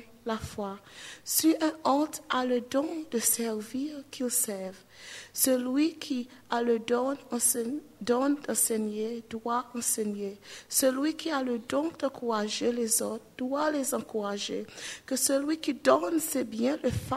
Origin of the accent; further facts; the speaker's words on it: Seychelles; I come from Seychelles